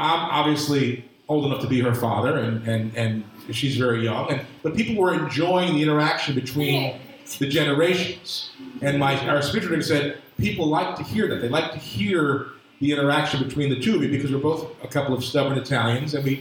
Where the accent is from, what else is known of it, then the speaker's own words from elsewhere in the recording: New Brunswick, New Jersey, United States; moved away as an adult; now in Bucks County, Pennsylvania, United States; I was a sophomore in high school, and I grew up in New Brunswick